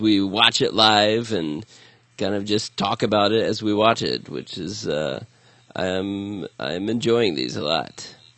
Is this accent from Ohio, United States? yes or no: yes; Columbus, Ohio, United States; my hometown